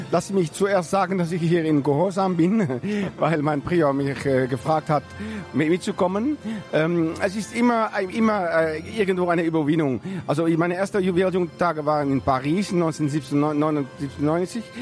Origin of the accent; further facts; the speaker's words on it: Netherlands; accent: slight French accent; German is a second language; also born or lived in France; Genau, ich komme aus Holland, aber ich habe schon viele Jahre auch in Frankreich durchgebracht. Und das äh, ist auch der Grund, warum ich auch ein bisschen einen französischen Akzent habe.